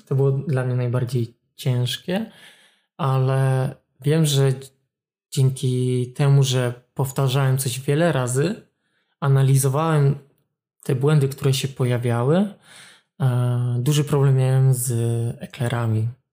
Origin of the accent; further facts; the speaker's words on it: Olsztyn, Warmian-Masurian Voivodeship, Poland; pochodzę z Solsztyna, jestem warmiakiem